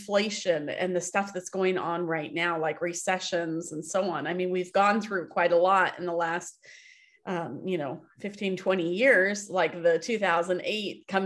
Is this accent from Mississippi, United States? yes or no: no; Happy Valley, Oregon, United States; I grew up here in Happy Valley and it was like farmland.